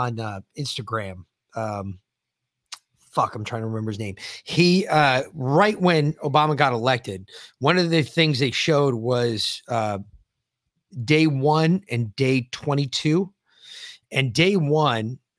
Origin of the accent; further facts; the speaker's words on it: Connecticut, United States; I was born in Connecticut